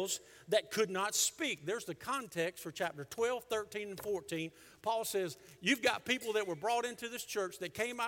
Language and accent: English; the South, United States; we're from the South